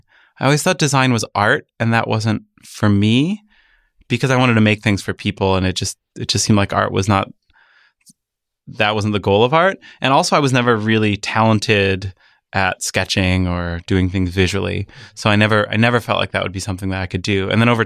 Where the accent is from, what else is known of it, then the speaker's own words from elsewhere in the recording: Michigan, United States; born there; also born or lived in Midwest; I was born in Michigan and my family I moved around the Midwest before coming out here.